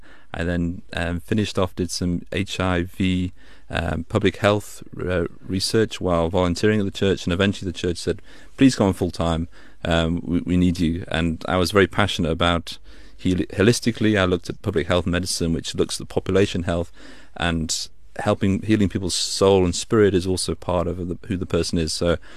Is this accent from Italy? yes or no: no; Staffordshire, West Midlands, United Kingdom; moved away as an adult; also born or lived in St Andrews, Scotland / Manchester; now in South Africa; as you probably hear from my accent, I grew up in the UK, right in the middle of the country in Staffordshire. So that's the Hobbit, the home of the Shires. That's where I'm from.